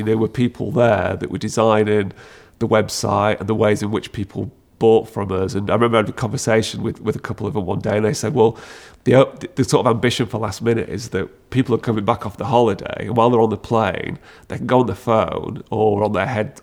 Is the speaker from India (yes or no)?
no; Sheffield, Yorkshire and the Humber, United Kingdom; moved away as an adult; also born or lived in North Wales; growing up in Sheffield